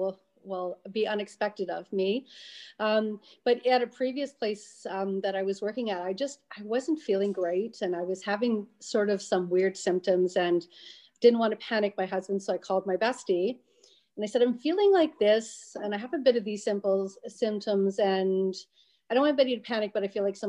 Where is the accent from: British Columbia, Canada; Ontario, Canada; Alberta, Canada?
Ontario, Canada; French River; moved away as an adult; now in Pembroke, Canada; my family's from French River, so a little tourist town on the banks, obviously, of close to Georgian Bay and French River area. 500 people all winter, 5,000 American tourists all summer long. So brought up in a family business